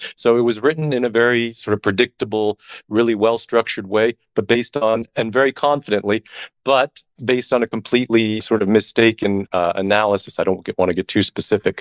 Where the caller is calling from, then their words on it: Barcelona, Catalonia, Spain; I'm calling in from, uh, Barcelona